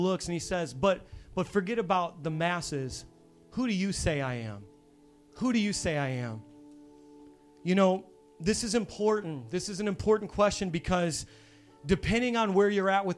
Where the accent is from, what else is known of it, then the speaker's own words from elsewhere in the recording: Hammond, Indiana, United States; moved away; I'm from Hammond, Indiana, which is on the south side of Chicago, on the Indiana side